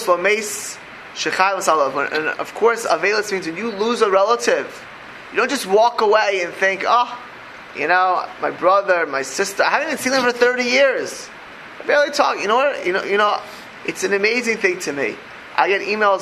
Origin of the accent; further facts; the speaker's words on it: Miami Beach, Florida, United States; I grew up in South Beach, in Miami Beach, Florida